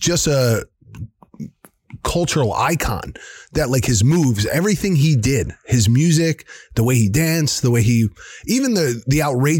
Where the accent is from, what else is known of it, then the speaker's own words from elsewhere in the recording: New Jersey, United States; I'm from New Jersey and I'm Italian